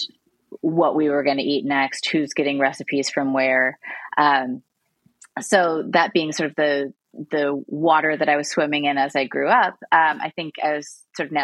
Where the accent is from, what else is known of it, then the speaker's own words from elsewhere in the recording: Illinois, United States; moved away as an adult; also born or lived in Boston / Brooklyn; moving back to my home state of Illinois and settling in Chicago